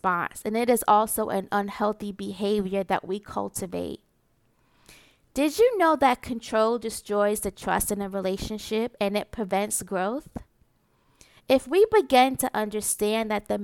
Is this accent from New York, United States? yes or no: yes; New York City, New York, United States; growing up in Marcy Projects